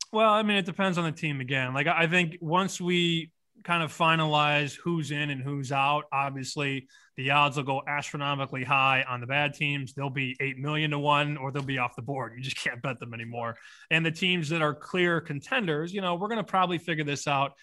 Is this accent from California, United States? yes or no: no; Chicago, Illinois, United States; I come from Chicago